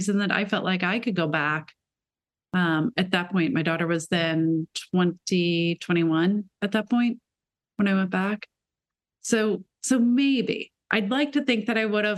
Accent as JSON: {"language": "English", "region": "Midwest of America", "country": "United States", "also_born_or_lived": "Shanghai, China", "moved": "as an adult", "said": "I'm from the Midwest of America."}